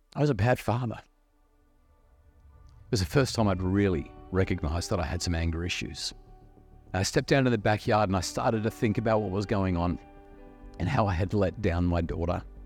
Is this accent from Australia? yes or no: yes; New South Wales Central Coast, Australia; I'm a young kid growing up on the New South Sa-, Wales Central Coast